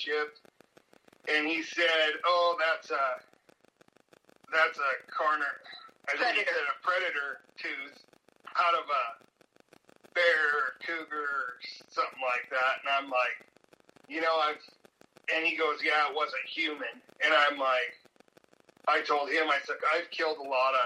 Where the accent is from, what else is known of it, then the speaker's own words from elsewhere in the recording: Idaho, United States; I've been in LC Valley since 1974. I've been born and raised here.